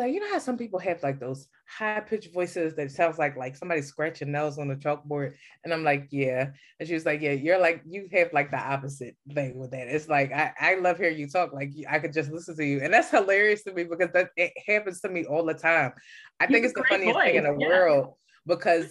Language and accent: English; Philadelphia, Pennsylvania, United States; I'm from Philly. I'm from the East Coast.